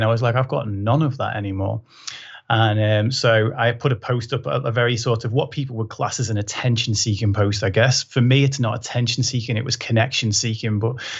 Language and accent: English; Liverpool, North West England, United Kingdom; I was in a school in Liverpool, so even though my accent's not very thick anymore, I did proper talk like that when I was growing up